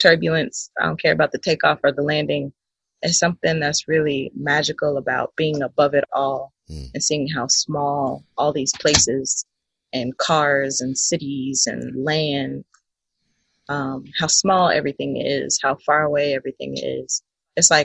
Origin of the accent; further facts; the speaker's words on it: Southern Illinois, United States; I grew up in Southern Illinois